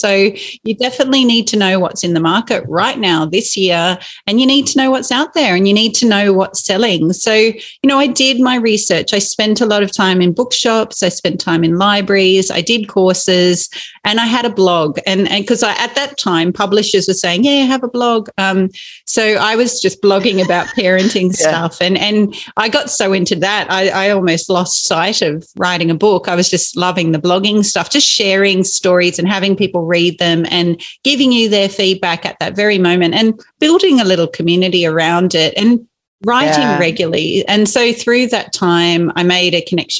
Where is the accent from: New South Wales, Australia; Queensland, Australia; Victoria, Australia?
New South Wales, Australia; Inverell; growing up in Inverell, which is in Western New South Wales, spent a lot of time just meandering our property